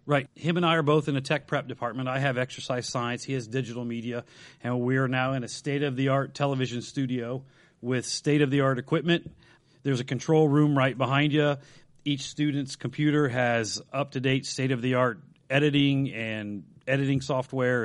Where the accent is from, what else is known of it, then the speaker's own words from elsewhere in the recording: Dayton, Ohio, United States; grew up in East Dayton, two blocks away from the Blonde Bomber, Al Berkey